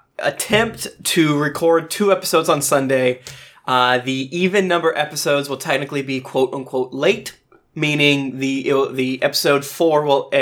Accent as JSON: {"language": "English", "country": "United States", "said": "I'm American"}